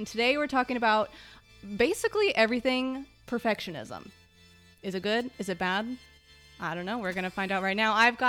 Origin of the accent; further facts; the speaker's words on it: Texas, United States; I grew up in Texas.